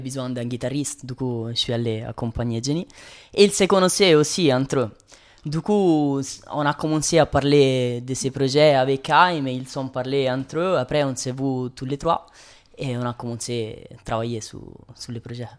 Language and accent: French; Rome, Lazio, Italy; French is a second language; moved away as an adult; now in Switzerland; Je viens de Rome